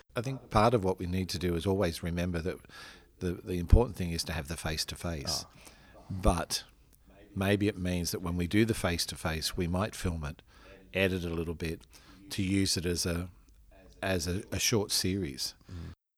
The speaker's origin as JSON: {"language": "English", "country": "Australia", "said": "as an Australian man and as an Australian priest"}